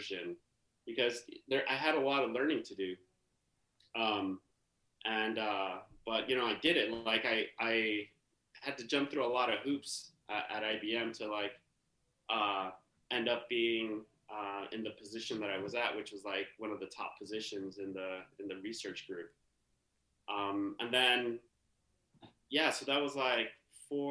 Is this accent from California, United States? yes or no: yes; San Pablo, California, United States; also born or lived in Oakland, California / Germany; I grew up in the East Bay. Grew up in San Pablo, California